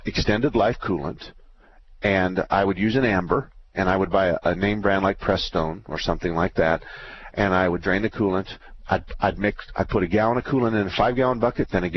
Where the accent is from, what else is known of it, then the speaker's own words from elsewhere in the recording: Tempe, Arizona, United States; I was born and raised in Arizona, and I went to Tempe High School.